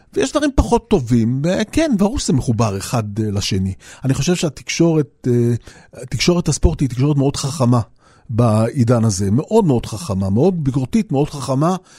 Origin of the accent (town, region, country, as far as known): Jaffa, Tel Aviv District, Israel